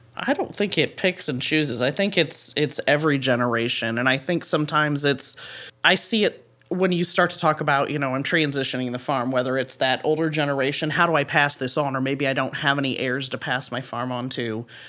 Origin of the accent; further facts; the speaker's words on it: Paulding County, Northwest Ohio, United States; I grew up in Paulding County, and so this is home for me, um, Northwest Ohio